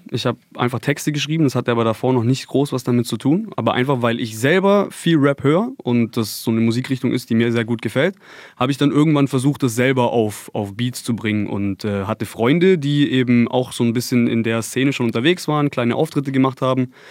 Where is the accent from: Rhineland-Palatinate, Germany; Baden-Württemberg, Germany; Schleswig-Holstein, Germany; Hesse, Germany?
Baden-Württemberg, Germany; Konstanz; Wir kommen aus Konstanz am schönen Bodensee.